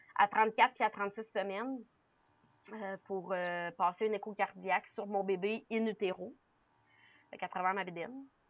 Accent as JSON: {"language": "French", "town": "Quebec City", "region": "Quebec", "country": "Canada", "tie": "born or raised there", "moved": "yes", "lives_now": "Centre-du-Québec, Canada", "said": "je viens de Québec. Je suis née à Québec, euh, euh, la ville de Québec. Mais, mais j'habite présentement là, au centre du Québec"}